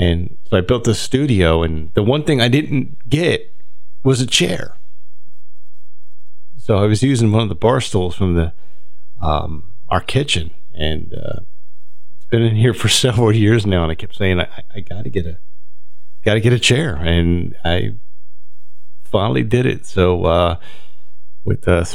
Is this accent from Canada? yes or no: no; Delran, New Jersey, United States; I grew up in Del Ran